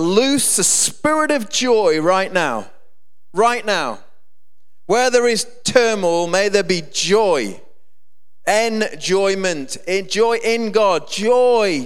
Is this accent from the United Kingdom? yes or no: yes; Grantham, East Midlands, United Kingdom; also born or lived in Keyworth; I came from Grantham, and we got escorted to... brought to Keyworth from Grantham very abruptly through a bad family situation